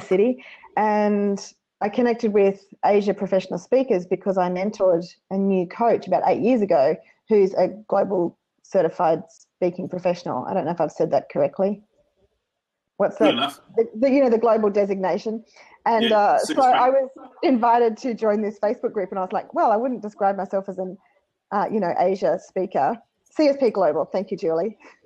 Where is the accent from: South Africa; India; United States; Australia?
Australia; we're both from Australia